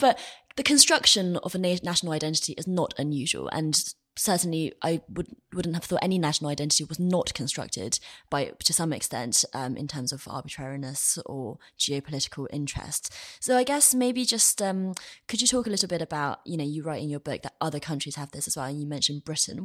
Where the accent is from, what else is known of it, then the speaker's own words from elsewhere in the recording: China; growing up in China